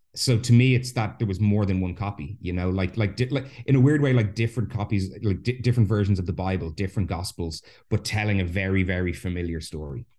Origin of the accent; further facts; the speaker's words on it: Ireland; I'm Irish. I was raised a Catholic